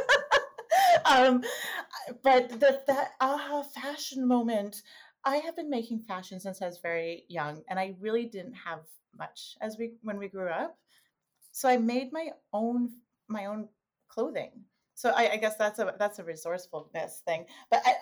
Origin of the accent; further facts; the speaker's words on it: Toronto, Ontario, Canada; I was born and raised in Toronto